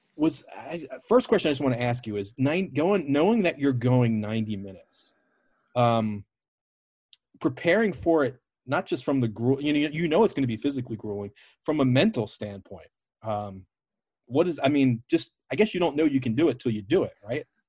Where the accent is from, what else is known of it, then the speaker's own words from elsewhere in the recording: Baltimore, Maryland, United States; I grew up in Baltimore, an old W W F city